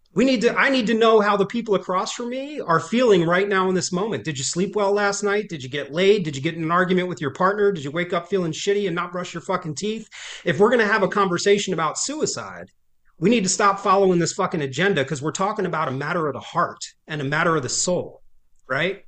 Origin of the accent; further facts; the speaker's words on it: Trenton, New Jersey, United States; born and raised in Trent, New Jersey